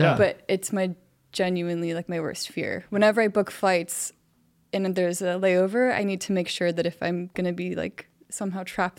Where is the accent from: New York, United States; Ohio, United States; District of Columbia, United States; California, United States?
California, United States; Los Angeles; I was born in Los Angeles, grew up there.